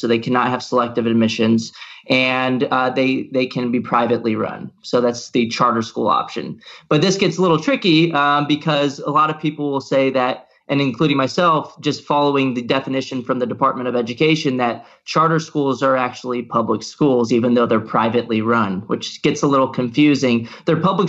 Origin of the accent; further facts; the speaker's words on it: Texas, United States; I actually went to a magnet school when I grew up in Texas and for high school